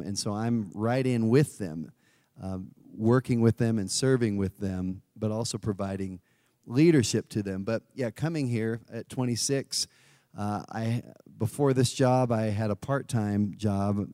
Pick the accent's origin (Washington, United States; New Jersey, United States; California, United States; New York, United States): California, United States; moved away; I'm originally from California